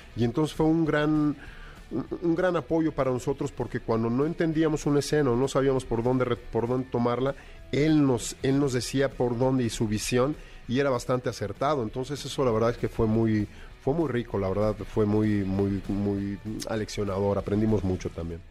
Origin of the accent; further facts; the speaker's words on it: Mexico; nosotros como mexicanos